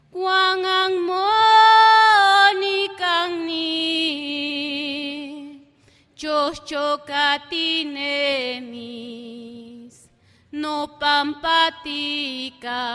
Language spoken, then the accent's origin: Spanish; Hueyapan, Morelos, Mexico; Nosotros también estamos haciendo radio ahí en, mi pueblo, Hueyapan.